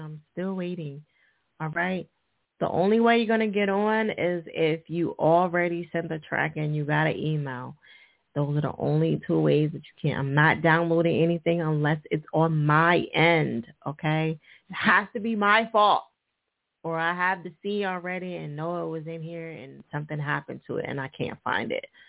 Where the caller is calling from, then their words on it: Detroit, Michigan, United States; I'm calling from Detroit, Michigan